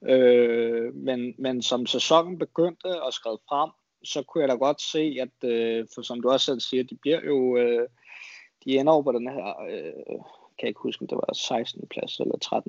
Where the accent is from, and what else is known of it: Denmark; also born or lived in Spain